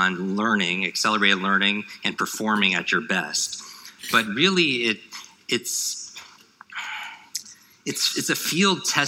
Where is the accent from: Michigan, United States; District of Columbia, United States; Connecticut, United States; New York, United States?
New York, United States; I grew up in the Northeast, in New York